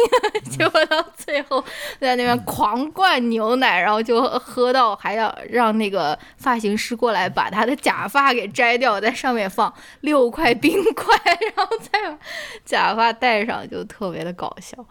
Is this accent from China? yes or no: yes; Shaanxi, China; accent: Shaanxi accent; 你嘲笑我们这种陕西陕西口音吗？